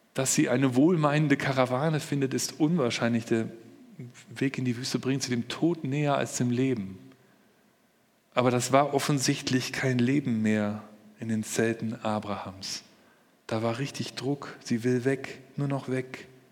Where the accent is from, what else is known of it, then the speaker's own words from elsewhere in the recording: Germany; bei uns in Deutschland